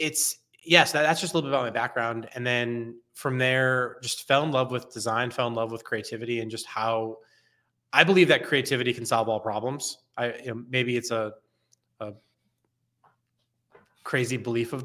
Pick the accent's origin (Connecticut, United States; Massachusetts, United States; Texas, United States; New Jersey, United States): Connecticut, United States; I grew up on the East Coast in a state called Connecticut. I'm actually dialing in from New Haven